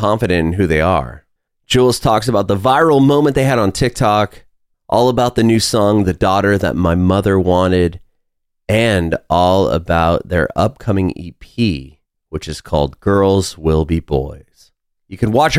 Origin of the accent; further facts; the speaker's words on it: San Diego, California, United States; moved away as an adult; now in Nashville, United States; I grew up in, I don't know if you're familiar, but like Rancho Penasquitos area